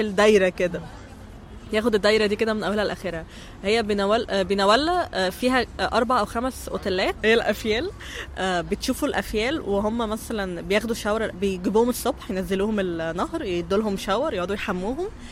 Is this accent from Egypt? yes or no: yes; Egypt; احنا كمصريين